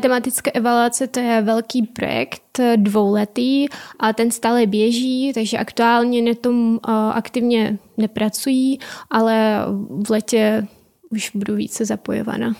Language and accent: Czech; Donbas, Ukraine; Czech is a second language; moved away as an adult; now in Czech Republic; narodila jsem se na Ukrajině a jsem, jsem přijela na vysokou školu před eh, teď už sedmi lety.